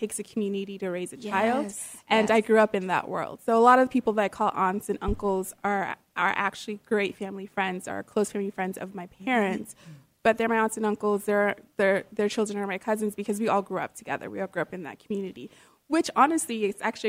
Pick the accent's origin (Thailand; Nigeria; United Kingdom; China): Nigeria; I'm Nigerian, for anyone who knows, and part of the culture